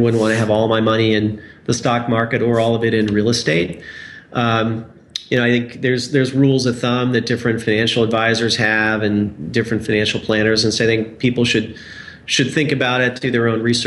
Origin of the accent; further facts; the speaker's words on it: Indiana, United States; I'm from Indiana, so I have an affection for Indianapolis and Indiana in general.